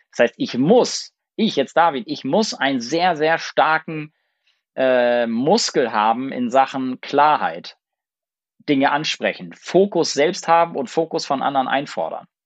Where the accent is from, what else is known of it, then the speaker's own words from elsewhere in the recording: Lübeck, Schleswig-Holstein, Germany; und ich bin in Lübeck geboren und im Umfeld von Lübeck aufgewachsen, in einem ganz, ganz kleinen Dorf. Und äh, da gab es fünf Bauernhöfe und 60 äh, Häuser.